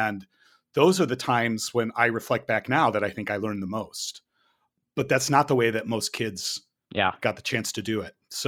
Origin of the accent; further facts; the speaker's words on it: United States; my experiences growing up in the American elementary, secondary school system